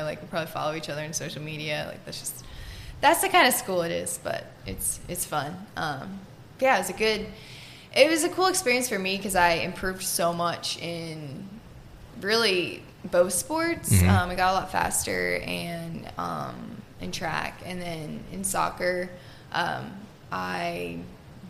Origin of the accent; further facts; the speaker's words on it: New Braunfels, Texas, United States; also born or lived in Pennsylvania; I grew up in New Braunfels, Texas